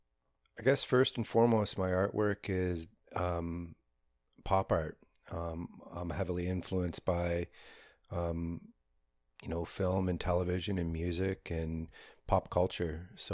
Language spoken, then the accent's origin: English; Windsor, Ontario, Canada; born there; Well, I was born in Windsor, Ontario. My reserve of Chippewa the Thames is about 2 hours from Windsor.